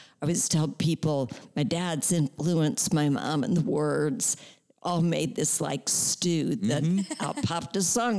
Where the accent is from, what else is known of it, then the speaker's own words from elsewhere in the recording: St. Louis, Missouri, United States; Well, I grew up in St. Louis, Missouri.